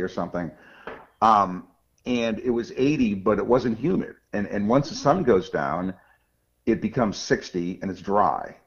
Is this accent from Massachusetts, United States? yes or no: yes; outside of Boston, Massachusetts, United States; I grew up outside of Boston